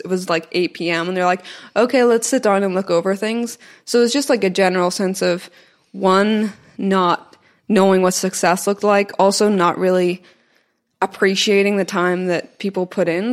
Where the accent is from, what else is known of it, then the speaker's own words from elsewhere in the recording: Belfast, Northern Ireland, United Kingdom; moved away as an adult; also born or lived in Scotland / New York / Austin; I went to uni in Scotland, I, I grew up in Belfast, and then I moved to New York